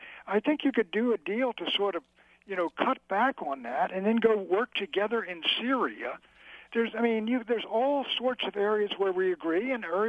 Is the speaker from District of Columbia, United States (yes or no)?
yes; Washington, District of Columbia, United States; It's my hometown, Sean. I grew up here. It was a nice town in the 40s during the war and after the war.